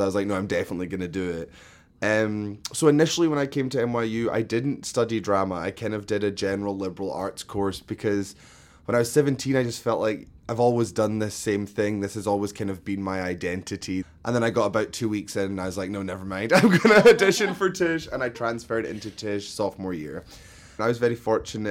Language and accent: English; Scotland, United Kingdom; moved away as an adult; also born or lived in London; now in New York, United States; I grew up in Scotland, between Glasgow and London, but mainly in Scotland